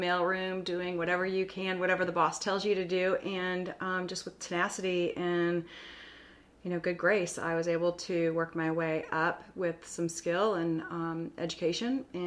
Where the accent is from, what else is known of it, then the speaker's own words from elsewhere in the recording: Scottsdale, Arizona, United States; moved away as an adult; also born or lived in Austin, Texas; now in Corpus Christi, United States; I grew up in Scottsdale, Arizona, and I went to a Catholic school